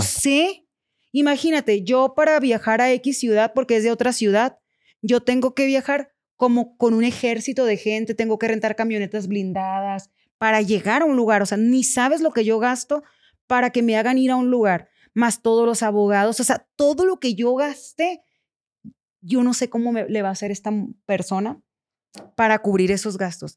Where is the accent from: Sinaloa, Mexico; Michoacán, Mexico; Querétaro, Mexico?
Sinaloa, Mexico; Culiacán; soy de Culiacán, Sinaloa